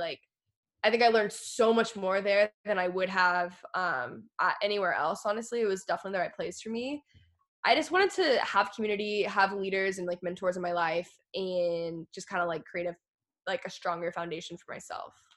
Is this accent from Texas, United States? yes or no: yes; Texas, United States; moved away as an adult; also born or lived in Los Angeles, United States; I grew up in Texas